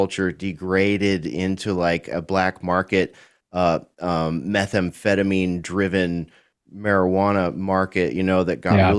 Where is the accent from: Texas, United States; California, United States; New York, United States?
California, United States; I'm from California, lived most of my life in California, born in the far northern part of California